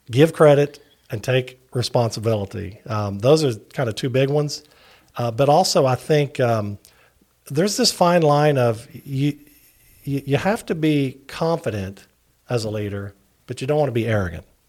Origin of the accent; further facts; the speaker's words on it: Barboursville, West Virginia, United States; accent: Appalachian; moved away as an adult; also born or lived in Huntington, West Virginia; now in Virginia, United States; I'm originally from Barbersville, West Virginia